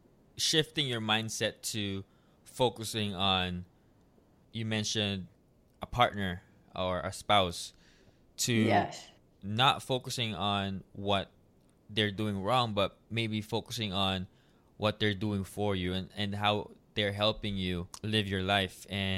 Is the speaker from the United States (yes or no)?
no; Philippines; And, in my culture as well as Filipino, we have a toxic culture where they don't really believe in mental health.